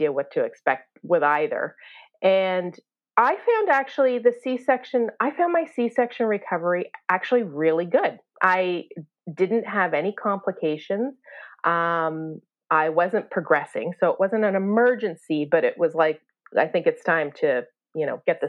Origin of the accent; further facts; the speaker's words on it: Canada; accent: Canadian; also born or lived in Toronto; I'm Canadian